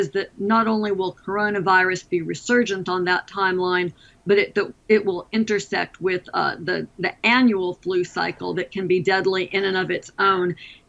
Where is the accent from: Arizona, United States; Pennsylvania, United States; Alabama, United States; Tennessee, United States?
Alabama, United States; my home state of Alabama